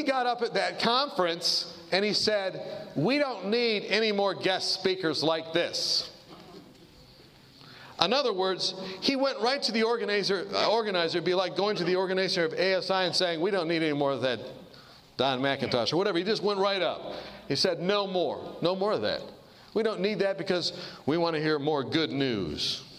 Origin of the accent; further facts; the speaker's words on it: Kansas, United States; And I went to the bank and I said, look, I'm from Kansas.